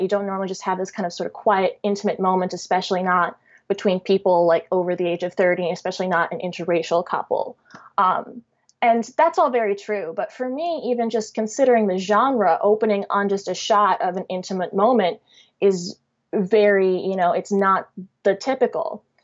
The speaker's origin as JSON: {"language": "English", "town": "Chicago", "region": "Illinois", "country": "United States", "said": "I'm biracial and I'm from Chicago"}